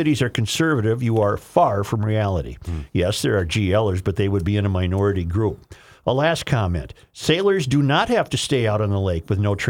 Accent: United States; I grew up in the Twin Ports, and both Duluth and Superior are strongly Democrat

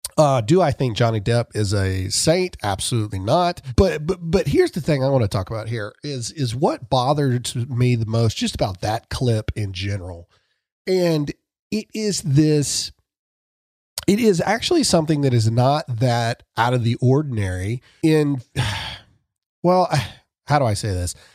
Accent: Mississippi, United States; I'm from Mississippi

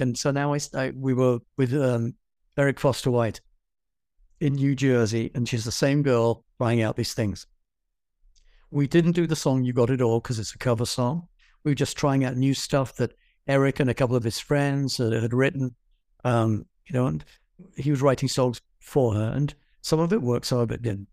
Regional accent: England, United Kingdom; moved away; I'm an English person

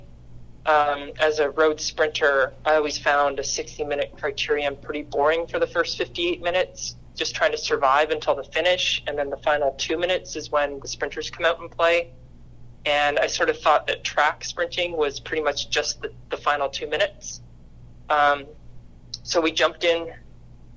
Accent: Canada; moved away as an adult; now in Charleston, United States; as a Canadian, my sport background is actually badminton

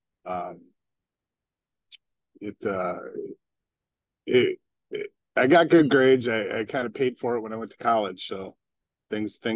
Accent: Novi, Michigan, United States; moved away as an adult; also born or lived in South Florida; Growing up in Novi, Michigan

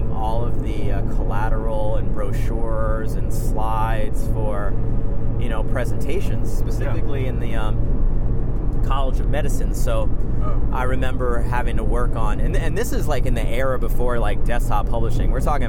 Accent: Prince George's County, Maryland, United States; now in San Francisco Bay Area, United States; I grew up in Maryland, right outside of Washington, D.C., PG County.

